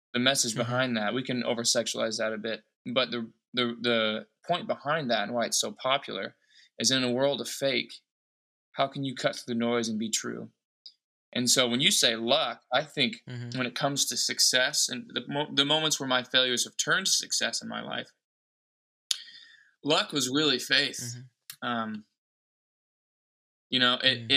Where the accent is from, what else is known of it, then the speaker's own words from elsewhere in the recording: Anderson, Indiana, United States; now in Los Angeles, United States; I live here in Los Angeles, born and bred in Indianapolis, Indiana, small town, Anderson, Indiana.